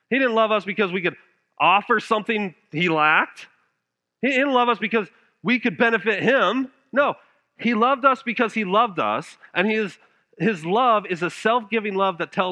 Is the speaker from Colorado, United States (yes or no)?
yes; Denver, Colorado, United States; moved away as an adult; now in South Georgia, United States; I'm from Denver, Colorado